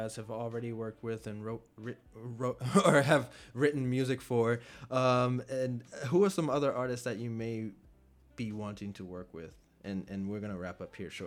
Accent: Virginia, United States; I'm from Virginia

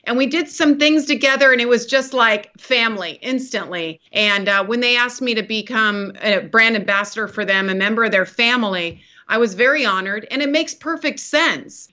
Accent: California, United States; I grew up in Lake Tahoe, so California girl, mountain girl

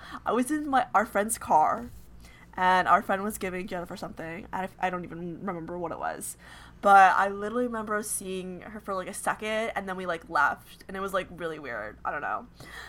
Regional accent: Long Island, New York, United States; moved away as an adult; also born or lived in Orlando; I'm from New York. Where are my Long Island peeps at? Because that's where born and raised.

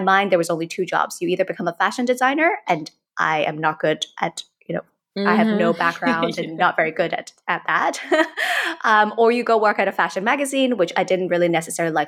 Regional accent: Hong Kong; also born or lived in United States; born and raised in Hong Kong, basically spent my entire life up until I was 18 in Hong Kong.

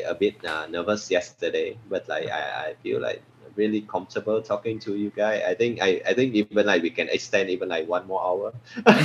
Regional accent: Vietnam; now in Singapore; I'm from Vietnam, I'm Singaporean, Vietnamese Singaporean

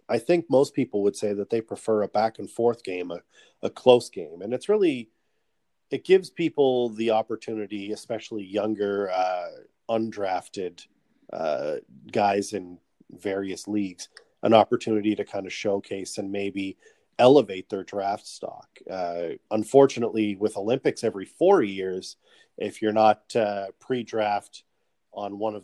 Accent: Canada; as a Canadian myself

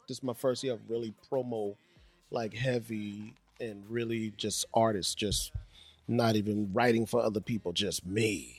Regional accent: Boston, Massachusetts, United States; also born or lived in Liberia; and I'm from West Africa, Liberia. I grew up in Boston, Mass, South End.

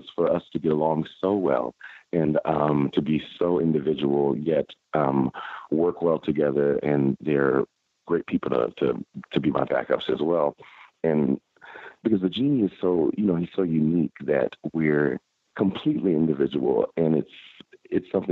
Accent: Fort Worth, Texas, United States; moved away; Born and raised in Fort Worth, Texas

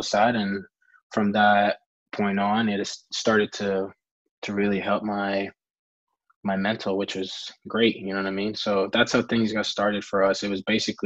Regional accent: Costa Rica; growing up in Costa Rica

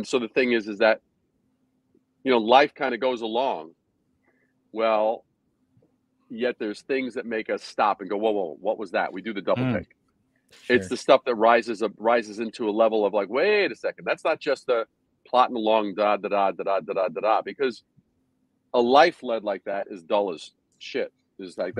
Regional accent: New York City, New York, United States; also born or lived in Brooklyn / Long Island / Manhattan; I was born in Brooklyn, raised in Queens, then a little bit on Long Island, and then moved to Manhattan to start my career.

